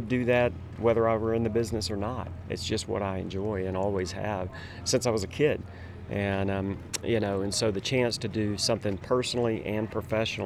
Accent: Little Rock, Arkansas, United States; moved away as an adult; now in Steamboat Springs, United States; Just moved to Steamboat after really being a native Arkansan my entire life. Little Rock, Arkansas was my hometown up until just a couple of weeks ago.

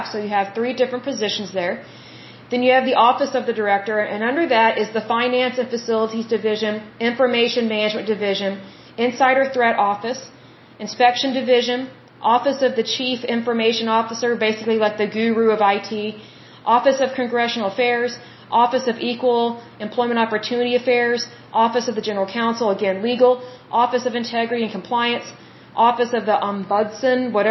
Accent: Oklahoma, United States; I'm from Oklahoma

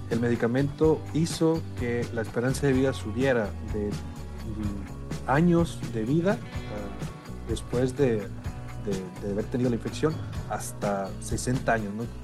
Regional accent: Monclova, Coahuila, Mexico; los que son de Saltillo, digo, yo soy de Monclova, soy de Coahuila también

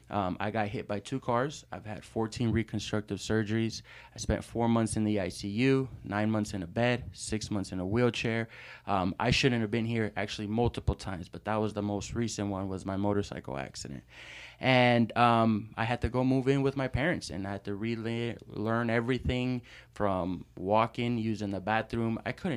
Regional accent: San Pedro, California, United States; also born or lived in New York; But I was primarily raised in LA, in San Pedro, California. And that's where I kind of grew up

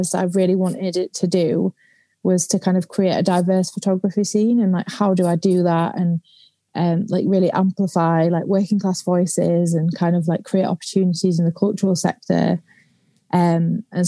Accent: the north of England, United Kingdom; also born or lived in London

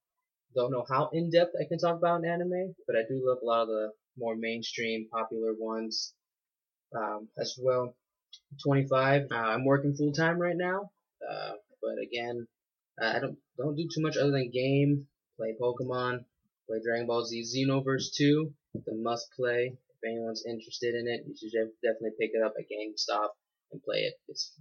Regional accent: Yuma, Arizona, United States; moved away as an adult; now in Tempe, United States; I'm from Yuma, Arizona. I've lived there about 22 years of my life. And then I moved up here to Tempe, Arizona with my girlfriend. We live right next to ASU

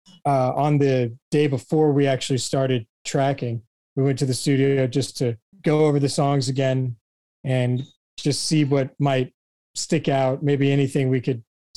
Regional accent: Houston, Texas, United States; also born or lived in Galveston; I grew up in Houston

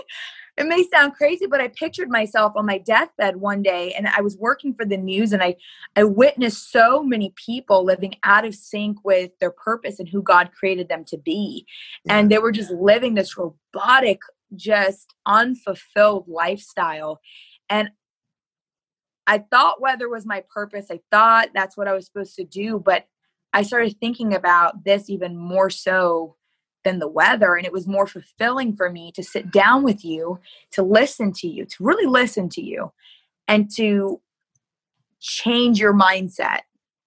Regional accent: Michigan, United States; And so that's where I came from Michigan.

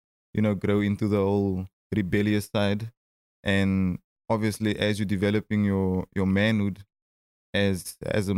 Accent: Cape Town, Western Cape, South Africa; Growing up in Cape Town

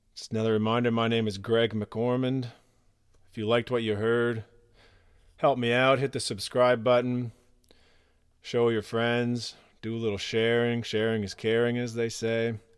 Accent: Nova Scotia, Canada; I'm from Nova Scotia, Canada.

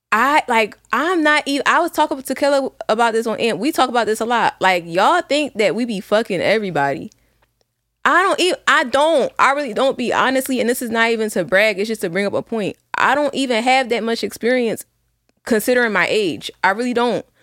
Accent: Philadelphia, Pennsylvania, United States; I grew up in West Philly

